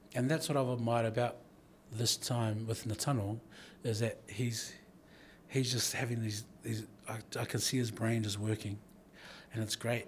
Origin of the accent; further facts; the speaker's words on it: New Zealand; I'm, I'm born in New Zealand of Samoan heritage and, and Tagalone heritage